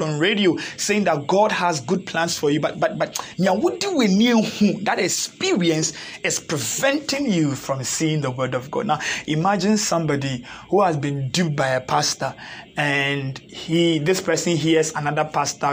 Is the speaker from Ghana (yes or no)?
yes; Ghana; typical Africans born and raised in Ghana